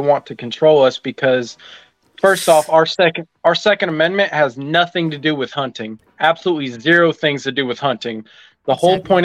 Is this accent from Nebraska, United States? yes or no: no; Pensacola, Florida, United States; I'm from Florida.